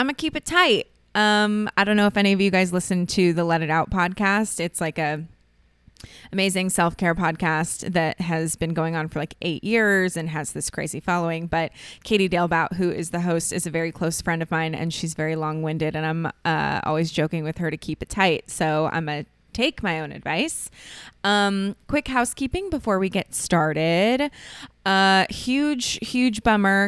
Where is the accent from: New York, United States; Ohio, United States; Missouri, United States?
Ohio, United States; moved away as an adult; now in Los Angeles, United States; I grew up in Ohio